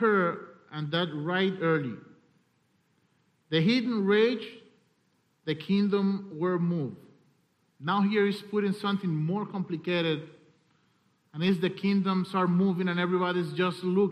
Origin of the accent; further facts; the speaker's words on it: Cuba; I'm coming from Cuba